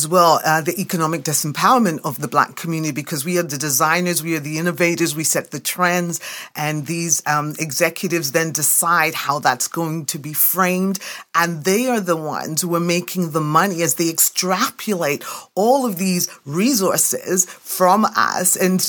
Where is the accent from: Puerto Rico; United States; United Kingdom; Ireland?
United Kingdom; England; now in Canada; you know, I came to Canada from England in 1973.